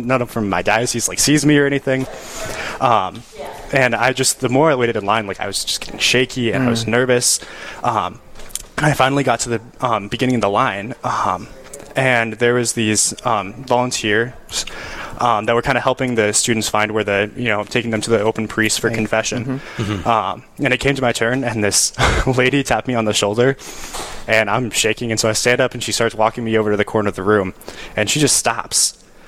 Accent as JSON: {"language": "English", "town": "Rapid City", "region": "South Dakota", "country": "United States", "tie": "born or raised there", "moved": "as an adult", "lives_now": "Winona, United States", "said": "I grew up in Rapid City, South Dakota"}